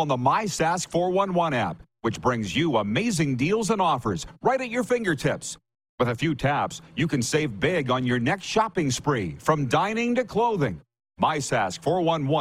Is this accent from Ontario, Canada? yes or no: no; Saskatchewan, Canada; I was raised on Saskatchewan